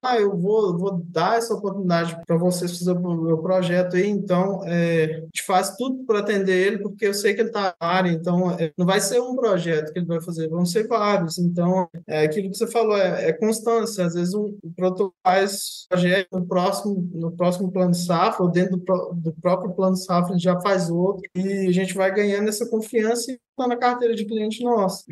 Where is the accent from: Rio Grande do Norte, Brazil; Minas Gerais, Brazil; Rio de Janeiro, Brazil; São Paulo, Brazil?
Minas Gerais, Brazil; Paracatu; eu sou de Minas Gerais, do interior de Minas Gerais, uma cidade que chama Paracatu